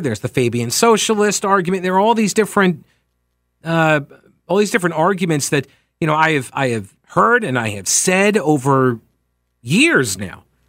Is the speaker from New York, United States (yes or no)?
yes; New York, United States; I'm from New York. I grew up watching Donald Trump